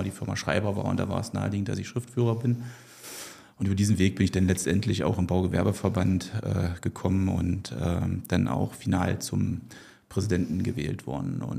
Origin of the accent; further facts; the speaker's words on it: East Germany, Germany; ich bin, bin ich auch ein bisschen stolz drauf, ein Kind der DDR, also 1974 geboren.